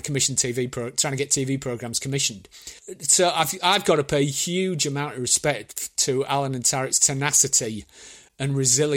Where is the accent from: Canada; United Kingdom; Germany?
United Kingdom; Hull, Yorkshire and the Humber; I grew up in Hull